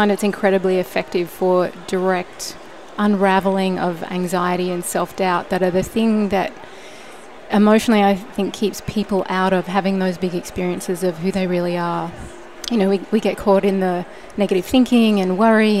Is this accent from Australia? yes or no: yes; Australia; also born or lived in Sydney, Australia; now in California, United States; I grew up in Australia on the beautiful East Coast near the beach, and I moved to Sydney when I was 18